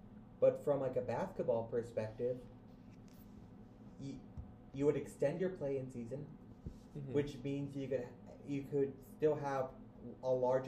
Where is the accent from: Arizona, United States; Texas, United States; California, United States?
Arizona, United States; born or raised there; moved away